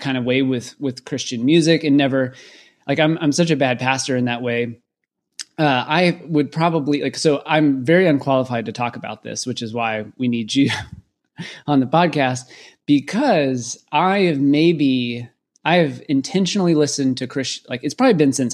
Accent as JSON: {"language": "English", "town": "Waco", "region": "Texas", "country": "United States", "tie": "born or raised there", "said": "growing up in Waco, Texas"}